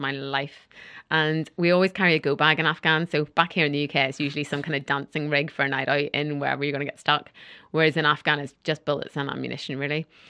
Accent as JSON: {"language": "English", "region": "Northern Ireland", "country": "United Kingdom", "said": "I'm from Northern Ireland"}